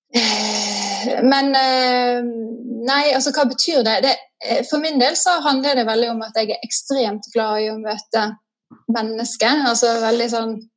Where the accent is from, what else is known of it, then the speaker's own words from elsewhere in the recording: Askøy, Vestland, Norway; moved away as an adult; also born or lived in Oslo; now in Nesodden, Norway; jeg kommer fra Askøy, som er litt ut forbi Bergen. Så på Vestlandet.